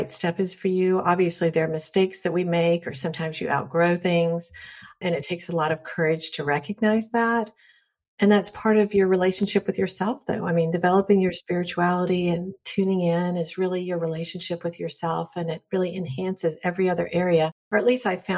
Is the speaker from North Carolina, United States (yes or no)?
yes; North Carolina, United States; I grew up in North Carolina in the South, which is pretty conservative.